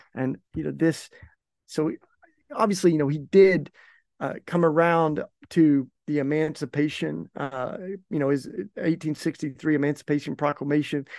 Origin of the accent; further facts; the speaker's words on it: East Tennessee, United States; moved away as an adult; also born or lived in Maryville, Tennessee; now in Philadelphia, United States; I grew up in East Tennessee